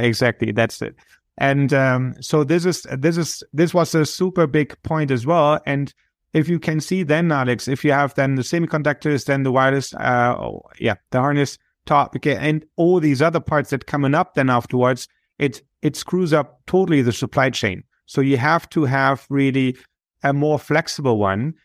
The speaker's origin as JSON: {"language": "English", "country": "Germany", "moved": "yes", "said": "I'm originally from Germany"}